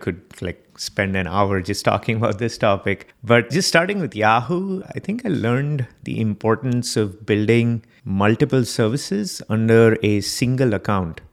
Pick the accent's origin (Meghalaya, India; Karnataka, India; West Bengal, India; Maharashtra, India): Maharashtra, India; Mumbai; moved away as an adult; now in United States; I was born in Mumbai, Bombay, India, and, uh, I lived there for the first twenty-one years of my life.